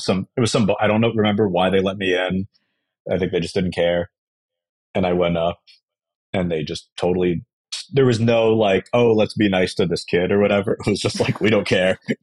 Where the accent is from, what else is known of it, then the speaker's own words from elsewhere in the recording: New York, United States; I was growing up in New York